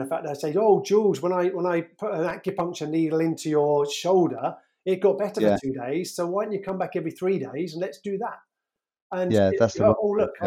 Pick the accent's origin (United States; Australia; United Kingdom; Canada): United Kingdom; Surrey, South East England; also born or lived in Birmingham / Edinburgh; I grew up in Surrey